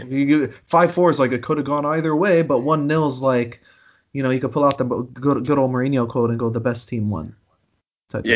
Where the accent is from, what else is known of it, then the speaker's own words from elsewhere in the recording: United States; I'm American